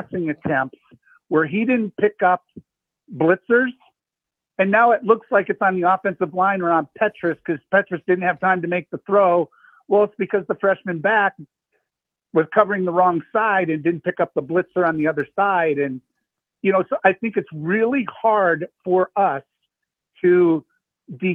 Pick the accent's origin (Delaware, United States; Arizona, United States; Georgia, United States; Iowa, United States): Iowa, United States; I grew up in Four City. I went to school at Luther